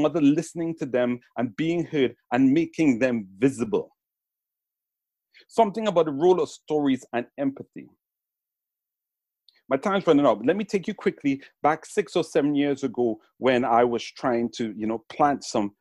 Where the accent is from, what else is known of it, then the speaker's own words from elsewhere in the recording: Trinidad & Tobago; now in England, United Kingdom; the paradise where I was raised in Trinidad